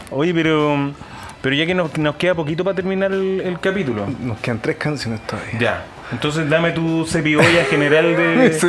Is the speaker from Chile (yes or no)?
yes; Chile; los chilenos de corazón, que somos